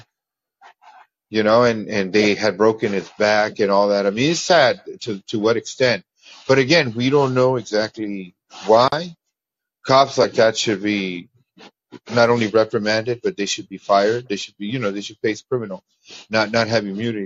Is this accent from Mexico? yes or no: yes; Mexico; now in United States; I call out my Mexican people.